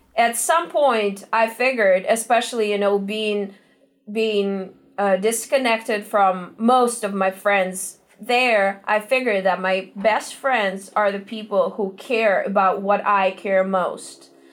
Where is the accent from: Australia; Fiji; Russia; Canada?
Russia; Moscow; moved away as an adult; now in Los Angeles, United States; we're originally from Russia, Moscow. Um, we took a one way ticket to Los Angeles four years ago